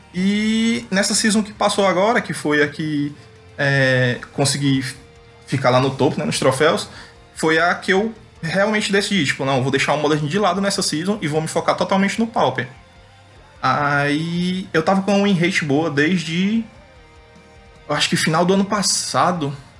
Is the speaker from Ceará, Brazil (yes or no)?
yes; Fortaleza, Ceará, Brazil; sou de Fortaleza, Ceará.